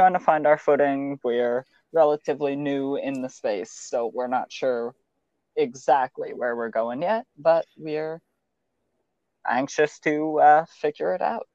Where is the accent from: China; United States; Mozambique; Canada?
Canada; I'm Canadian.